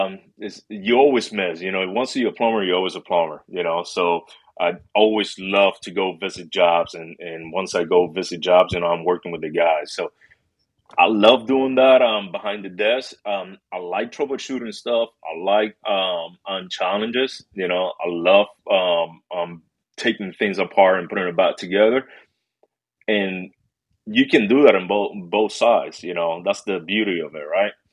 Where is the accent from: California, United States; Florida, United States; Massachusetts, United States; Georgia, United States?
Massachusetts, United States; Springfield; also born or lived in Puerto Rico; I'm originally from Massachusetts, Springfield. A little bit after I was like seven years old, somewhere around there, we moved to Puerto Rico for about 10 years. Then after that, we moved back home to Springfield, Mass.